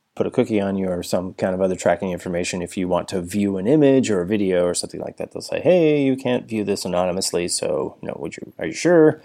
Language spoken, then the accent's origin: English; Arizona, United States; moved away; considering we grew up in Arizona